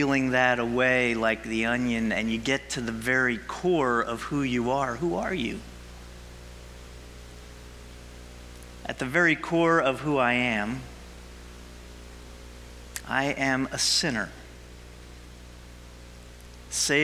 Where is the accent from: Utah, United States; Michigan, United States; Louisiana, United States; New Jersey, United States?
New Jersey, United States; I'm a Jersey guy. I was born and raised in Jersey